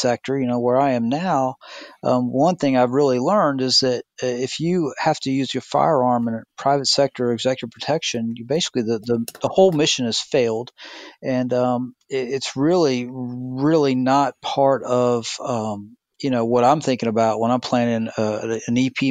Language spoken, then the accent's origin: English; the South, United States; I'm from the South